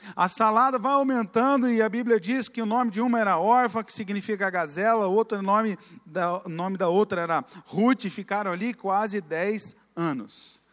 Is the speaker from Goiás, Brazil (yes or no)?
no; Campinas, São Paulo, Brazil; moved away as an adult; also born or lived in Curitiba; now in Orlando, United States; Nós somos originais de Campinas, fomos criados lá